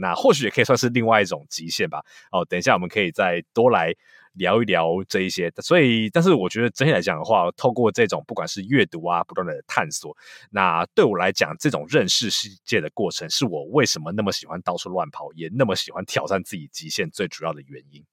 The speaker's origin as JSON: {"language": "Chinese", "region": "Taipei", "country": "Taiwan", "tie": "born or raised there", "moved": "as an adult", "lives_now": "United States", "said": "我算是在台北出生长大的一个还蛮平凡的小孩子"}